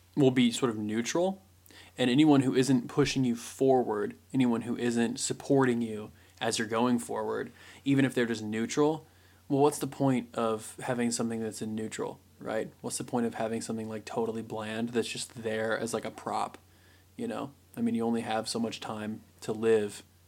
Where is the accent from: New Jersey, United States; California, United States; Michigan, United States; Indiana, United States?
Indiana, United States; I was born in Indiana